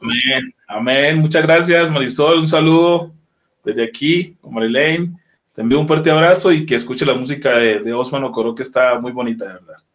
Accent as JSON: {"language": "Spanish", "country": "Colombia", "moved": "as an adult", "lives_now": "Mexico", "said": "Soy colombiano de pura cepa"}